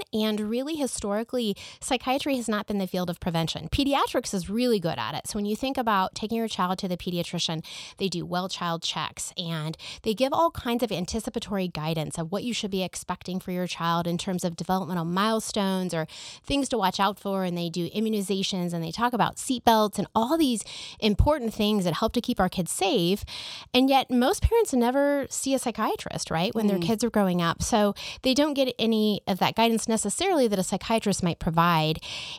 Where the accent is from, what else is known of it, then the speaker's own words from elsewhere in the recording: Kansas City, United States; also born or lived in Nebraska; So I grew up here in Kansas City, and I graduated from the University of Kansas for medical school. Went to Creighton University in Nebraska for my undergraduate degree.